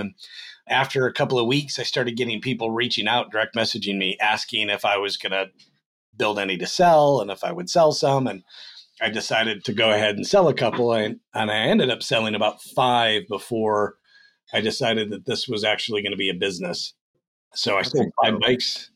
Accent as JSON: {"language": "English", "region": "Western New York", "country": "United States", "tie": "born or raised there", "said": "I grew up in a small town in upstate New York, Western New York"}